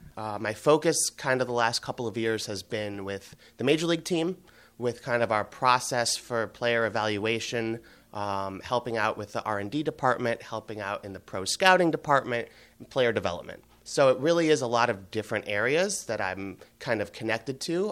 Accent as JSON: {"language": "English", "town": "Cleveland", "region": "Ohio", "country": "United States", "tie": "born or raised there", "also_born_or_lived": "Boston", "moved": "as an adult", "said": "I grew up in Cleveland in the mid-nineties with the Indians"}